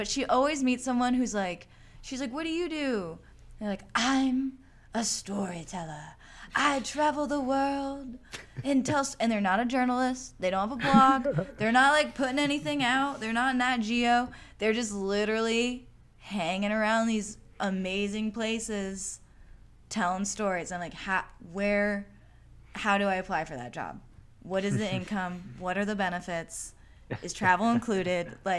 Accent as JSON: {"language": "English", "region": "Midwest", "country": "United States", "said": "I'm from the Midwest and I can't not smile when I make eye contact with someone."}